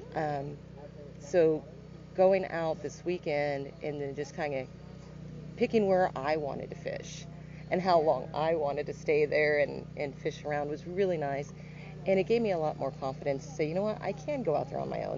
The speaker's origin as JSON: {"language": "English", "town": "Joplin", "region": "Missouri", "country": "United States", "said": "I am from Joplin, Missouri, so not too far from here, about two hours"}